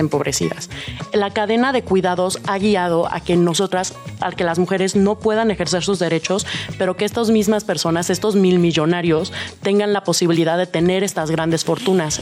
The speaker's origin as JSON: {"language": "Spanish", "region": "Mexico City", "country": "Mexico", "said": "como buena chilanga"}